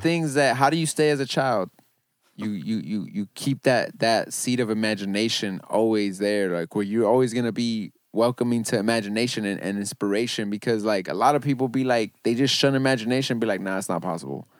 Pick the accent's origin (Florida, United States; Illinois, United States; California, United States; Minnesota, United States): California, United States; Los Angeles; I grew up in Van Nuys